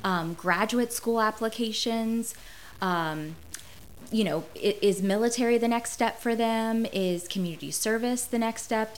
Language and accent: English; Martinsburg, West Virginia, United States; I grew up in Martinsburg, West Virginia